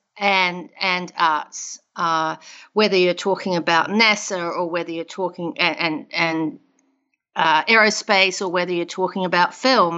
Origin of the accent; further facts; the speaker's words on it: South Island, New Zealand; moved away as an adult; now in United States; I grew up in New Zealand, in the South Island of New Zealand.